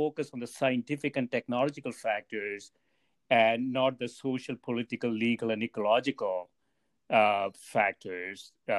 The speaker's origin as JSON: {"language": "English", "region": "Kerala", "country": "India", "tie": "born or raised there", "said": "I grew up in Kerala, and it had, you know, sort of a very distinct movie culture in the in the 60s and 70s."}